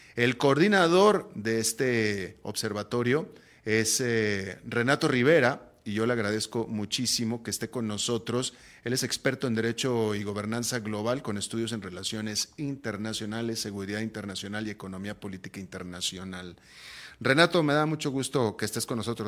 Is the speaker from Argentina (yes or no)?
no; Mexico; now in Costa Rica; yo soy mexicano